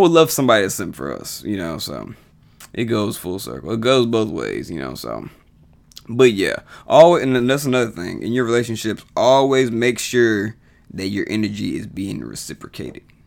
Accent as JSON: {"language": "English", "region": "Texas", "country": "United States", "tie": "born or raised there", "also_born_or_lived": "College Station, Texas", "said": "the twenty plus years I've lived in Texas"}